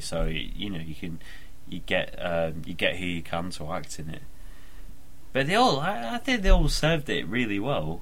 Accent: United Kingdom; accent: northern; moved away; Been up north visiting my family, so my accent might sound a little bit thicker than it usually does.

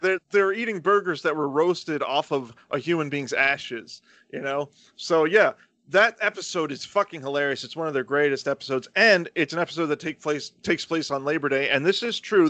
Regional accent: Florida, United States; I grew up in the South

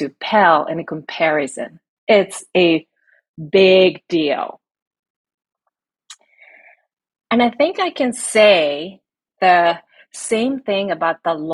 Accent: Japan; now in United States; I'm from Japan

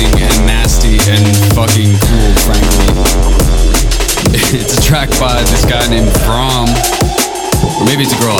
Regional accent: Toronto, Ontario, Canada; I'm from Toronto

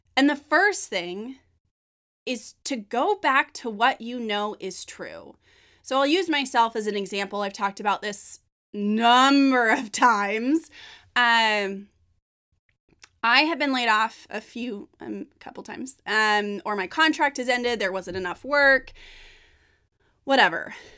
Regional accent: Northern California, United States; I'm from Northern California.

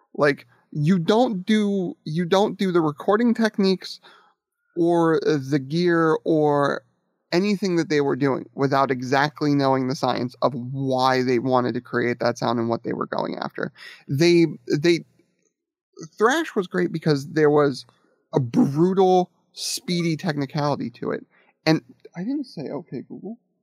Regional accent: Akron, Ohio, United States; when I was growing up in the Akron Kent area in the metal scene

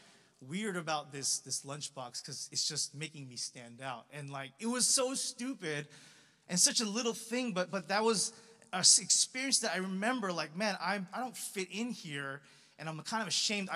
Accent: Los Angeles, California, United States; I grew up in Los Angeles, in a suburb of LA, primarily Asian

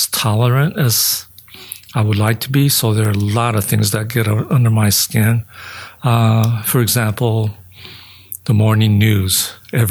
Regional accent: Los Angeles, California, United States; born or raised there; also born or lived in Japan

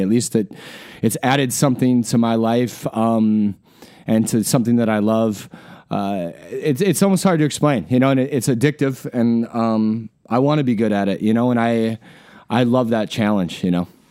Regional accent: Wisconsin, United States; also born or lived in Alaska; now in Iowa, United States; I grew up in Wisconsin

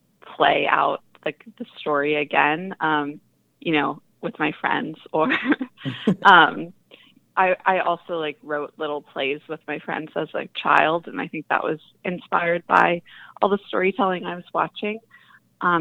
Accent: Northern California, United States; I grew up in Northern California

